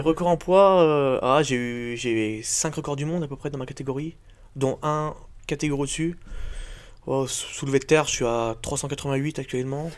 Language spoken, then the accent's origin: French; Revonnas, Auvergne-Rhône-Alpes, France; also born or lived in Bourg-en-Bresse; je viens de, de Revona, mais je passe tout mon temps à Bourg